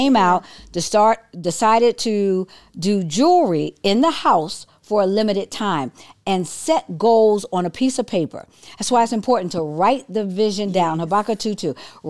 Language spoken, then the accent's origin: English; Detroit, Michigan, United States; I'm straight from Detroit